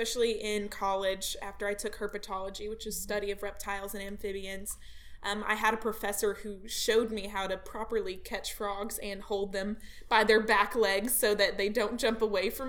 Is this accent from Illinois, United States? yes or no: no; Arkansas, United States; since I'm from Arkansas